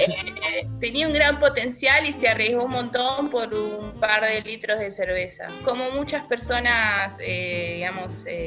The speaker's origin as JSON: {"language": "Spanish", "town": "Quilmes", "region": "Buenos Aires Province", "country": "Argentina", "tie": "born or raised there", "said": "los que somos oriundos de, de Quilmes"}